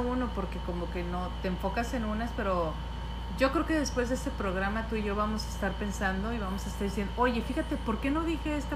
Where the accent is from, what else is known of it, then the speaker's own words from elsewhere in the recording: Mazatlán, Sinaloa, Mexico; somos de aquí de Mazatlán